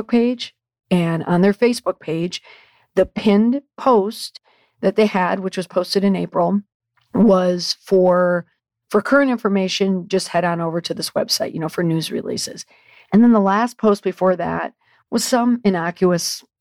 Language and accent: English; St. Paul suburbs, Twin Cities, Minnesota, United States; moved away; the Twin Cities, that's where I'm from. I grew up in the St. Paul suburbs